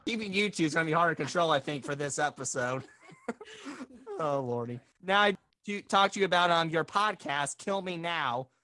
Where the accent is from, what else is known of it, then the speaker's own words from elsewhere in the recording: Bloomington, Indiana, United States; my hometown, the city of Bloomington, Indiana